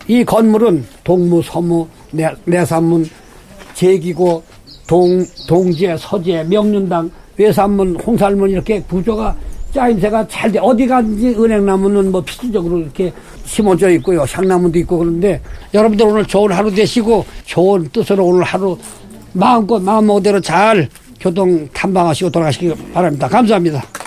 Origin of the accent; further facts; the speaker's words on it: South Korea; 이곳에서 태어나서 아직까지 살고 있습니다